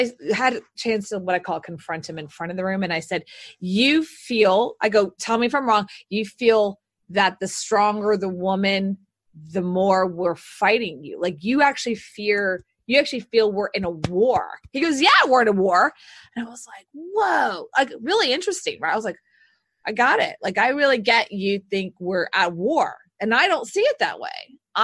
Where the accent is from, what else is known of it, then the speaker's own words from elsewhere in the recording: the South, United States; now in Austin, United States; So I look, I'm from the South. So, yeah.